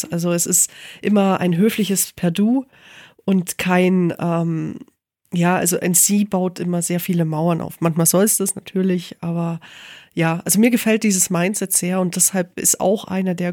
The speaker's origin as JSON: {"language": "German", "region": "Bavaria", "country": "Germany", "said": "also ich komme aus dem Allgäu, natürlich ist Wien riesig für mich."}